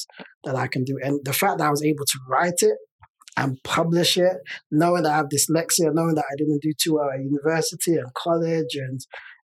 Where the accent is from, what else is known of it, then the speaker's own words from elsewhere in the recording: London, United Kingdom; I'm Nigerian. Nigerian by origin. I was born in the UK. I was born in London.